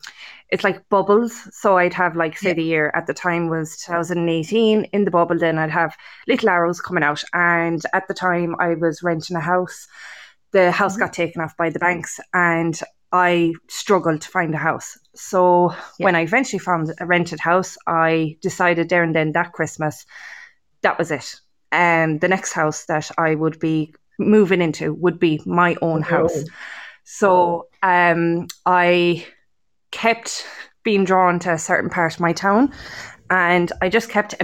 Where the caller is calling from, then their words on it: Munster, Ireland; Kerry, County Kerry.